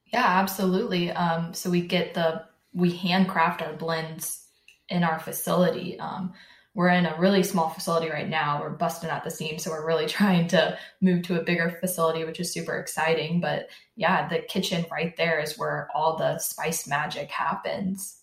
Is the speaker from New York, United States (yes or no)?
no; Jacksonville, Florida, United States; also born or lived in Orlando, Florida; we moved to Jacksonville, and I've lived in Jacksonville my whole life.